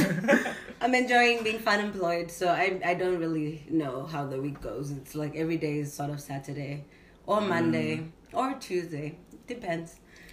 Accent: Johannesburg, Gauteng, South Africa; moved away as an adult; now in United States; I'm from Johannesburg, South Africa.

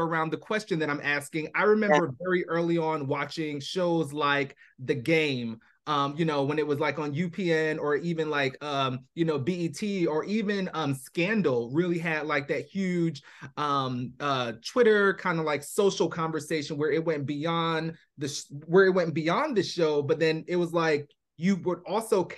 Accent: Atlanta, Georgia, United States; I'm an ATLian

